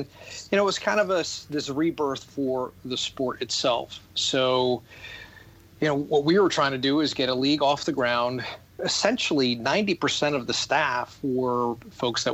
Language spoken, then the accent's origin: English; Rockford, Illinois, United States; moved away; And it was a town called Rockford, Illinois